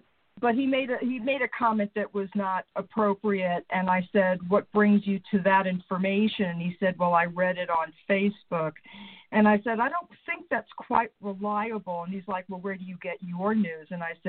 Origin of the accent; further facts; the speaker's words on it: New York, United States; moved away; Because we're American Italians. I'm half Italian, half Jewish, and from New York.